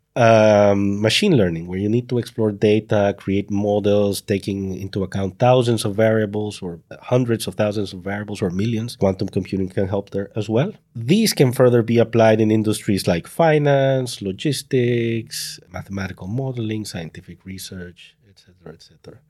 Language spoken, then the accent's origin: English; El Salvador; moved away as an adult; now in Netherlands; I come from El Salvador and now living in the Netherlands.